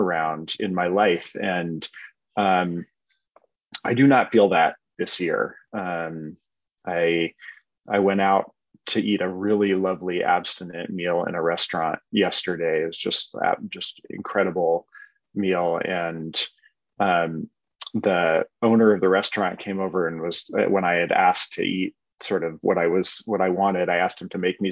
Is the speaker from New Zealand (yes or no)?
no; Berkeley, California, United States; I grew up here in Berkeley